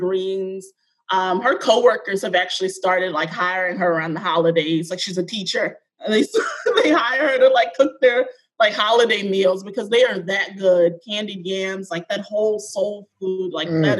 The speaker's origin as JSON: {"language": "English", "town": "Baltimore", "region": "Maryland", "country": "United States", "tie": "born or raised there", "said": "I am from Baltimore, born and raised. I was born in Mercy Hospital"}